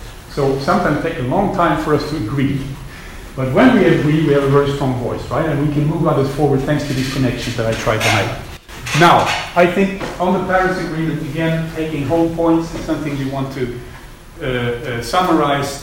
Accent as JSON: {"language": "English", "country": "Sweden", "moved": "yes", "said": "I'm from Sweden originally"}